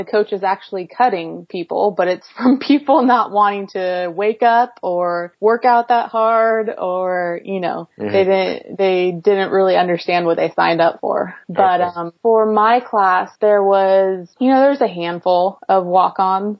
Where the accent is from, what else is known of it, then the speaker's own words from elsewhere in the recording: Modesto, California, United States; I grew up in the Central Valley of California in a little farm town called Modesto